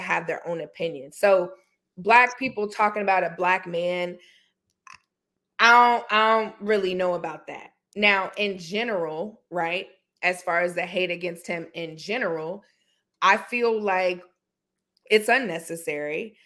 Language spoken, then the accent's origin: English; North Carolina, United States; I'm from North Carolina